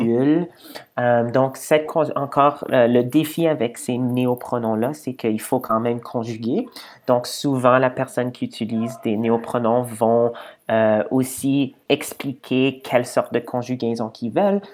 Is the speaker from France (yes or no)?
no; Edmonton, Alberta, Canada; je viens de, de Edmonton, donc de l'Ouest canadien.